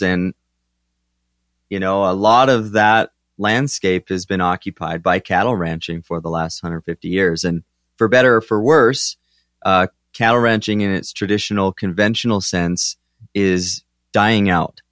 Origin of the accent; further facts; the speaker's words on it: southern Alberta, Canada; I'm from Alberta, Canada, so southern Alberta.